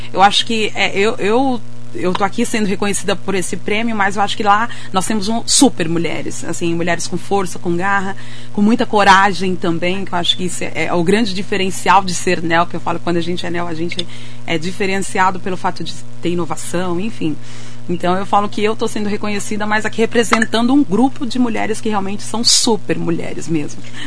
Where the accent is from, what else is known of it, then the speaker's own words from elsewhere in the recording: Anísio de Abreu, Piauí, Brazil; also born or lived in São Paulo; now in Mogi das Cruzes, Brazil; eu sou nordestina, né? Eu sou lá do Piauí